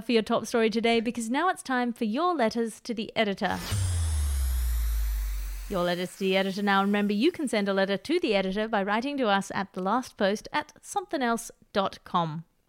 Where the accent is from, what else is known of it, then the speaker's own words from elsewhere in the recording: Canada; Now, speaking as a Canadian, I am highly sensitive to the way my country is portrayed on the international or indeed interdimensional stage.